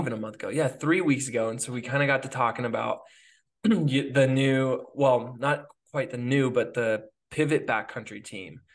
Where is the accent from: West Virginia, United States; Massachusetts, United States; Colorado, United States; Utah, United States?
Colorado, United States; Gunnison; my hometown is Gunnison, Colorado.